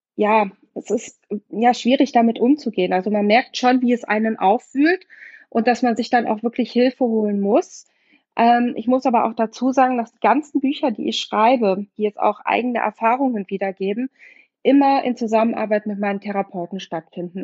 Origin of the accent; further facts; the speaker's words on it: Munich, Bavaria, Germany; moved away; München, was ähm, 15 Jahre meine Heimatstadt war und ähm, auch immer meine Heimatstadt im Herzen bleiben wird.